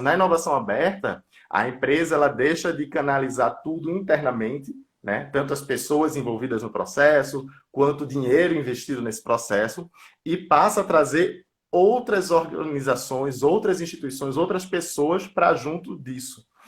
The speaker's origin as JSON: {"language": "Portuguese", "town": "Recife", "region": "Pernambuco", "country": "Brazil", "tie": "born or raised there", "moved": "as an adult", "lives_now": "São Paulo, Brazil", "said": "sou lá de Pernambuco, de Recife. Atualmente não moro na minha cidade natal, moro em São Paulo"}